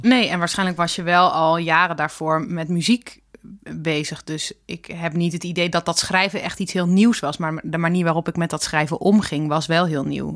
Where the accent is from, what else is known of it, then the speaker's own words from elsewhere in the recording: Drenthe, Netherlands; moved away as an adult; now in Amsterdam, Netherlands; ik uit Drenthe kom